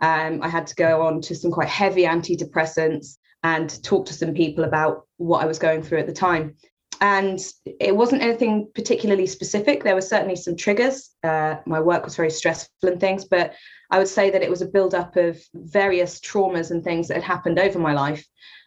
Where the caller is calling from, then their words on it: Norwich, East of England, United Kingdom; I'm in Norwich, Norfolk, UK.